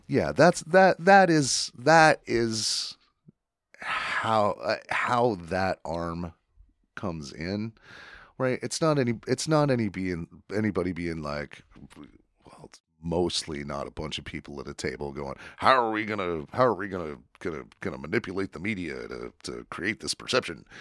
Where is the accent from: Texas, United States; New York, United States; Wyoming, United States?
Wyoming, United States; I grew up in Wyoming